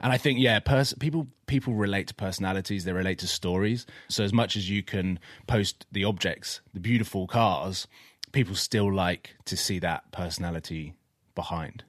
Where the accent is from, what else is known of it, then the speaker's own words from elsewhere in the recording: Watford, East of England, United Kingdom; where I grew up, I grew up in Watford